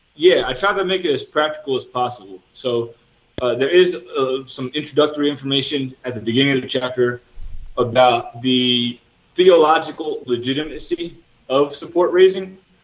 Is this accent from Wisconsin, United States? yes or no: no; New Jersey, United States; moved away as an adult; also born or lived in Florida; now in El Salvador; I'm originally from New Jersey, and I mm. studied mm at Southeastern University in Florida. So I lived in Florida for five years as well.